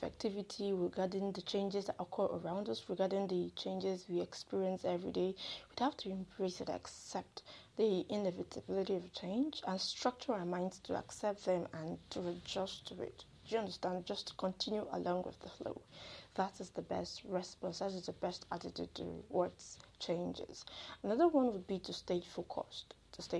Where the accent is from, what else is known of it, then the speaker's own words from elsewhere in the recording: Nigeria; I'm a Nigerian